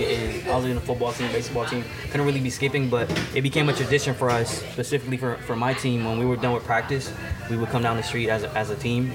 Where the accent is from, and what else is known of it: Milwaukee, Wisconsin, United States; born or raised there; also born or lived in Puerto Rico